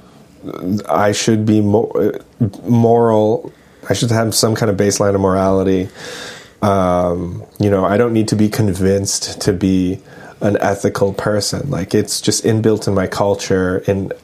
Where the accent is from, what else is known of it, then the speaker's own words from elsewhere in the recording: United States; I'm an American.